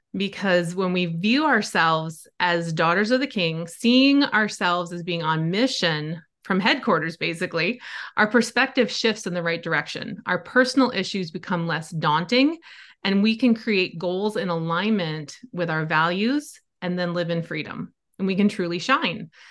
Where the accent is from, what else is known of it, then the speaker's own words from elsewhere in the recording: Wisconsin, United States; I grew up in Wisconsin. I still love it. It's still home to me